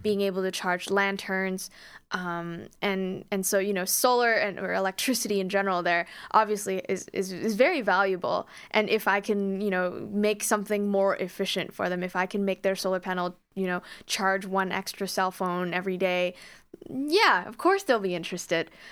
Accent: Calgary, Alberta, Canada; moved away; I'm actually originally from Calgary

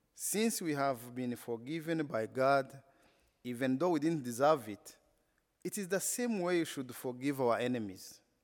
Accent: Rwanda; English is a second language; I come from Rwanda, a country that has been only known because of the genocide

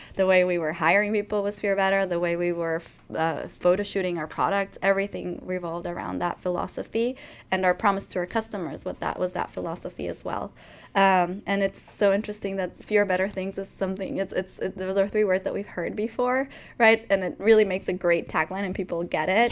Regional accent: Ecuador; moved away as an adult; now in United States; I grew up in Ecuador. My family's Ecuadorian. I'm Ecuadorian

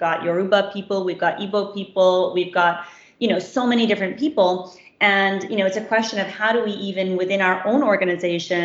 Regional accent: East Coast, United States; moved away as an adult; now in Nigeria; I'm from the East Coast in America

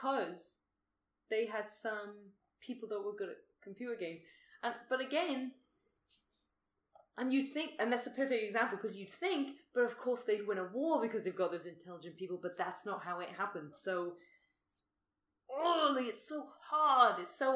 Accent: United Kingdom; now in Australia; I'm British

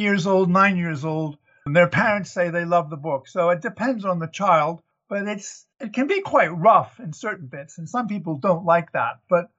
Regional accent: United States; moved away; Well, I'm originally an American, but I've lived away for over 60 years now. So I'm half Southern and half Northern, East Coaster.

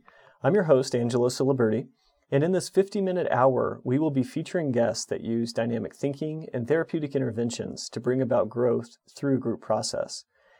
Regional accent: South Korea; I identify as a queer person of color. I'm from South Korea originally.

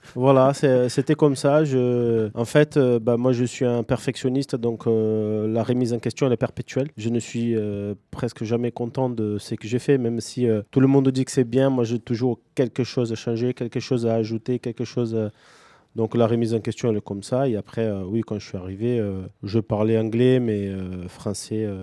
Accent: São Paulo, Brazil; now in Toulouse, France; je viens de São Paulo, c'est une, une ville bah, gigantesque.

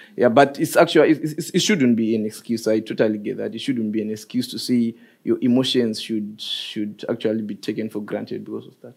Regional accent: Zimbabwe; moved away as an adult; now in Norway; I'm actually from Zimbabwe

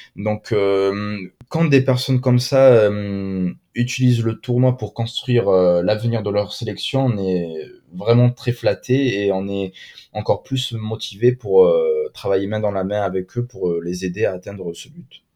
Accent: Marseille, Provence-Alpes-Côte d'Azur, France; je suis de Marseille, je suis supporter de l'OM

